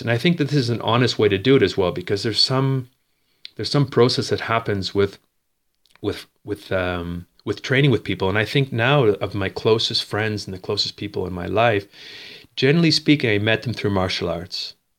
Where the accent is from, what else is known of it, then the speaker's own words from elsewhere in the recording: Dartmouth, Nova Scotia, Canada; moved away as an adult; also born or lived in Bridgewater, Nova Scotia; now in Spain; I grew up in, uh, Dartmouth, a twin city of Halifax in Nova Scotia on the East Coast.